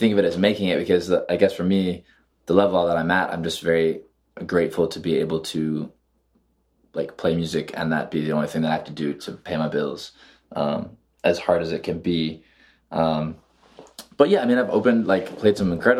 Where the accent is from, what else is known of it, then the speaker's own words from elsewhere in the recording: South Carolina, United States; moved away; also born or lived in Atlanta; I grew up in South Carolina listening to folk music